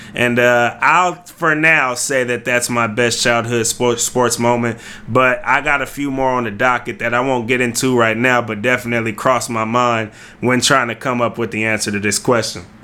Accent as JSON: {"language": "English", "town": "Vallejo", "region": "California", "country": "United States", "tie": "born or raised there", "also_born_or_lived": "Fairfield, California", "said": "we grew up in Vallejo, California, Solano County"}